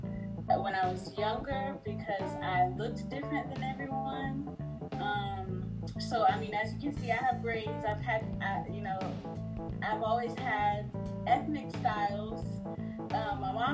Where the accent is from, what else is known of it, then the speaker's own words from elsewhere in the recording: Katy, Texas, United States; also born or lived in New Orleans, Louisiana; I was born in New Orleans, Louisiana, and my parents moved here to Katy, Texas, where I still currently reside, when I was five